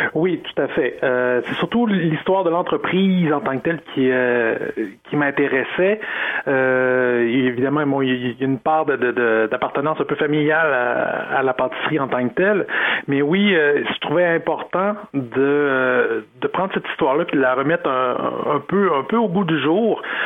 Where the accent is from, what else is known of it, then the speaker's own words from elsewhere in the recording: Sainte-Marie, Quebec, Canada; j'ai grandi à Sainte-Marie